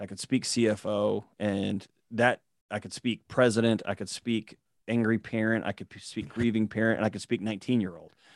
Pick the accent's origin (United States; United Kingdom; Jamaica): United States; Houston, Texas; I was born and raised in Houston, Texas